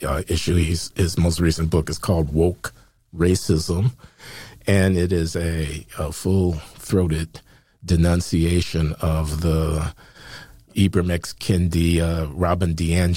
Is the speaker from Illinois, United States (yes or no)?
yes; Chicago, Illinois, United States; I grew up in Chicago in the 1950s and 60s